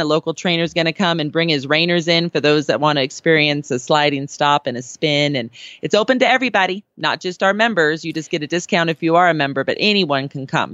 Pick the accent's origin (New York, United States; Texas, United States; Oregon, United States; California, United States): California, United States; now in Colorado, United States; as a Californian now in Colorado